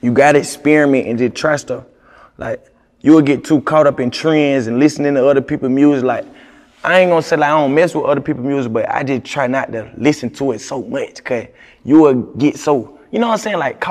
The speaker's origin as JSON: {"language": "English", "town": "Augusta", "region": "Georgia", "country": "United States", "tie": "born or raised there", "moved": "as an adult", "lives_now": "Atlanta, United States", "said": "I'm from Augusta. They call it a country, bro. Country boy."}